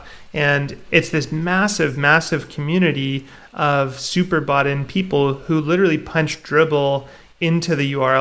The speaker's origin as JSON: {"language": "English", "country": "Canada", "tie": "born or raised there", "said": "I'm Canadian. Okay. I grew up here"}